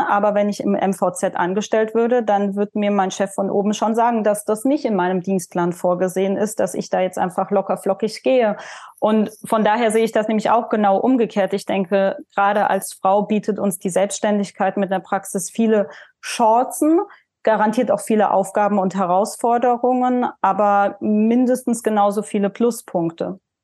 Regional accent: Leimen, Baden-Württemberg, Germany; also born or lived in Heidelberg / Mannheim; die ist 1989 in Heidelberg geboren. Ähm, bin dann in der Nähe in einer Kleinstadt in Leimen aufgewachsen

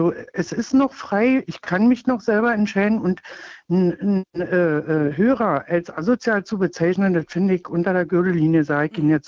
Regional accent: East Germany, Germany; Also früher, ich bin nur in der DDR aufgewachsen

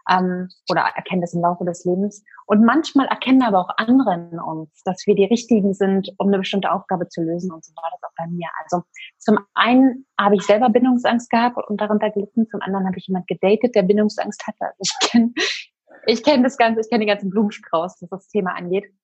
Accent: Berlin, Germany; ich bin äh, 34, ich komme aus Berlin und wohne hier zusammen mit meinem kleinen Sohn

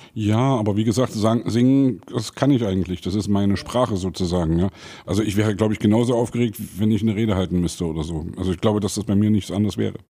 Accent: Saxony, Germany; als Sachse

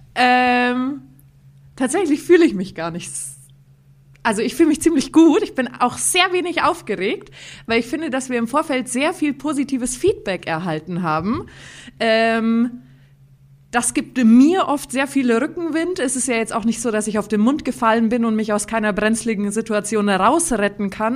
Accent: Bavaria, Germany; ich bin gebürtig aus der schönsten Stadt der Welt, bin aber quasi die feinste Mischung aus Bayern, die es gibt, weil bei mir vereinen sich Oberbayern und Niederbayern

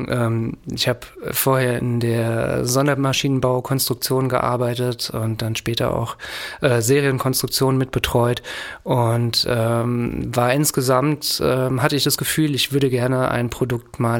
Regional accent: Frankfurt, Hesse, Germany; Als Frankfurter ist die VGF dann natürlich naheliegend.

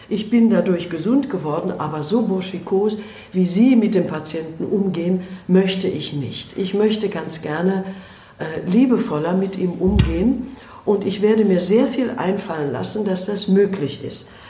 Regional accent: India; moved away; Und der ist einfach gewachsen auch äh, durch das, was ich in meinem Heimatland erlebt habe. Und da konnte ich ihm nur sagen, wenn ich in Indien therapiert hätte, dann hätte ich nur so therapiert wie Sie.

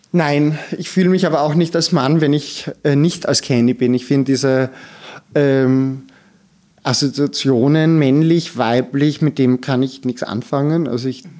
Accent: Styria, Austria; ich komme vom Land, aus der Steiermark

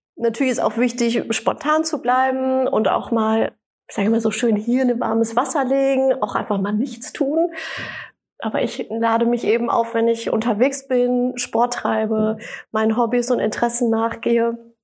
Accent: Sauerland, Siegerland, North Rhine-Westphalia, Germany; moved away; also born or lived in Düsseldorf; Also ich komme ja aus der Region Sauerland, Siegerland und äh, bin nach langer Zeit Düsseldorf zurückgekommen

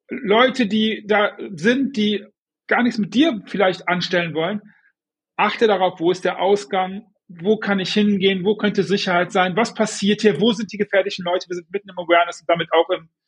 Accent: Düsseldorf, North Rhine-Westphalia, Germany; ich bin Düsseldorfer

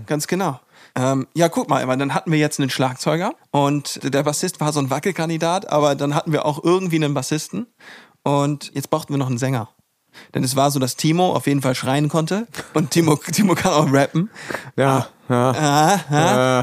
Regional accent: the North, Northern Germany, Germany; Wir kommen zwar alle hier aus dem Norden

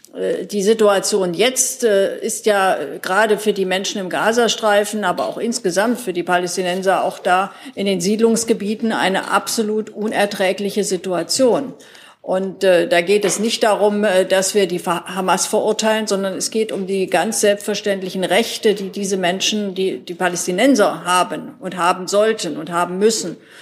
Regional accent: Thuringia, Germany; ich bin zwar gebürtige Thüringerin

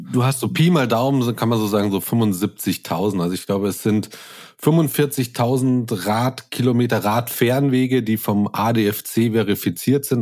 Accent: Munich, Bavaria, Germany; moved away as an adult; now in Brandenburg an der Havel, Germany; bin eigentlich gebürtiger Münchner

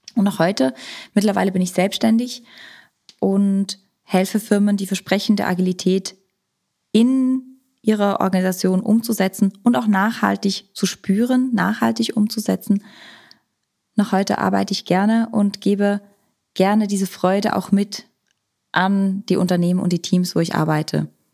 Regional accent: Switzerland; moved away; Ich komme ursprünglich aus der Schweiz, habe in der Schweiz Psychologie studiert

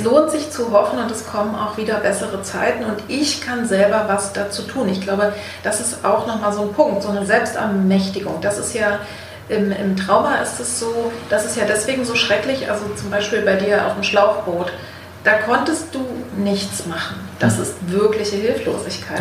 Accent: East Germany, Germany; ich bin in, in der DDR geboren

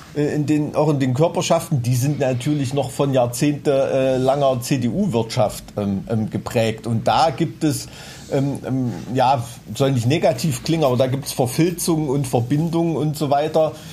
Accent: Thuringia, Germany; unser dunkler Schatten als Thüringer Kulturbotschafter

